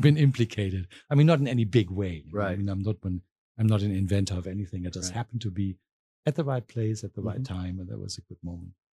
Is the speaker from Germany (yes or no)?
yes; southwest Germany, Germany; moved away as an adult; also born or lived in Berlin, Germany / London, United Kingdom; now in Arkansas, United States; I'm originally from Germany. Mm-hmm. I'm from the uh, southwest of Germany